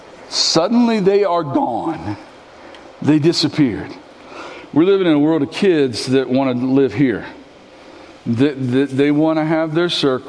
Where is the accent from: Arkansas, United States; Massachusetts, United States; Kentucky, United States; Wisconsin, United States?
Kentucky, United States; also born or lived in Tennessee / Maysville; I was born in Tennessee. I lived in Tennessee for a year. And God blessed our family and allowed us to come back home. And we moved back to Kentucky when I was a year old